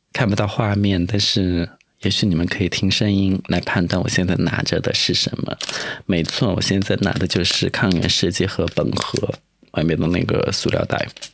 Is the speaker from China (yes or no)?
yes; Sichuan, China; now in Sanya, China; 毕竟我也是个四川人，我就觉得感冒就应该去吃火锅